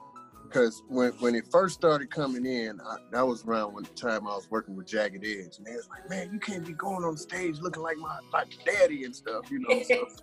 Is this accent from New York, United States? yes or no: no; Gary, Indiana, United States; now in Atlanta, United States; born and raised in Gary, Indiana.